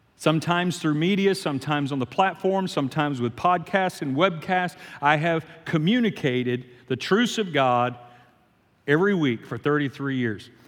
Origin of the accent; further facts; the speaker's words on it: Shreveport, Louisiana, United States; I'm from Shreveport, Louisiana